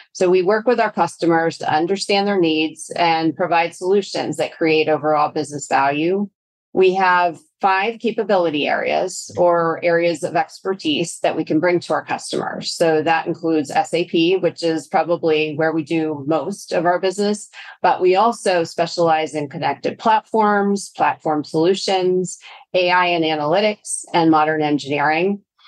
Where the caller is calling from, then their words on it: Chicago, Illinois, United States; I am actually joining from Chicago, Illinois.